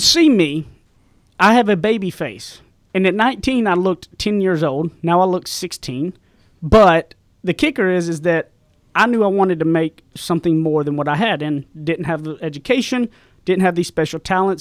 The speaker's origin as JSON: {"language": "English", "region": "East Texas", "country": "United States", "tie": "born or raised there", "accent": "Southern", "said": "I come from East Texas, way out in the sticks. I graduated public high school with twenty-three people. I grew up with a phenomenal mom and dad"}